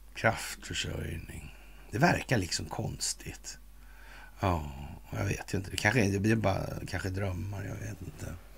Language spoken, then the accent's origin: Swedish; Sweden; som svensk numera